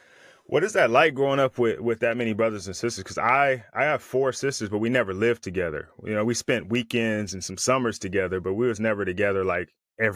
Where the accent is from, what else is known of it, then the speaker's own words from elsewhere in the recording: Richmond, California, United States; moved away as an adult; also born or lived in Michigan / Pasadena; now in San Bernardino, United States; I'm from the Bay Area. So I grew up in Richmond.